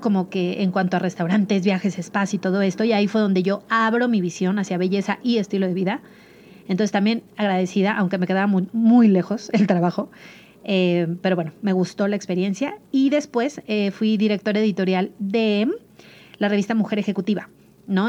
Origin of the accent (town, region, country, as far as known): Mazatlán, Sinaloa, Mexico; born or raised there; moved away as an adult; now in Mexico City, Mexico